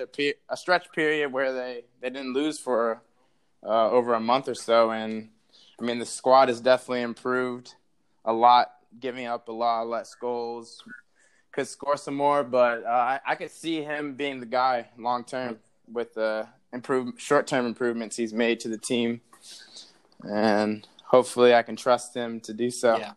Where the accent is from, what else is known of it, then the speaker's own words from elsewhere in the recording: Chesapeake, Virginia, United States; moved away; growing up in Virginia.